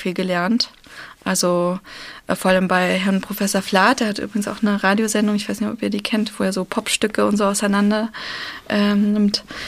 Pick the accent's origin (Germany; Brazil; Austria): Germany; Berlin; born or raised there; first language Russian; German is a second language; also born or lived in Moscow, Russia